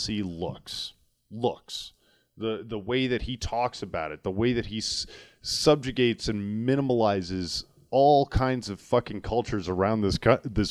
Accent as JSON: {"language": "English", "region": "New York", "country": "United States", "said": "being a New Yorker in that area at that time"}